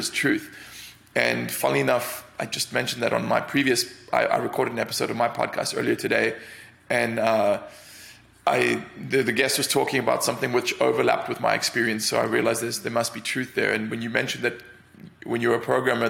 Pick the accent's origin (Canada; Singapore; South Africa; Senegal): South Africa; Cape Town, Western Cape; moved away as an adult; also born or lived in London; now in United States; I grew up in Cape Town, which is a city right at the tip